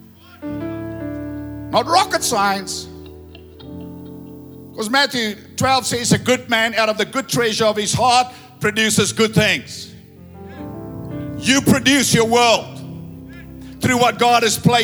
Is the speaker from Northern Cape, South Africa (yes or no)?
no; Ladybrand, Free State, South Africa; I say, Lady Brand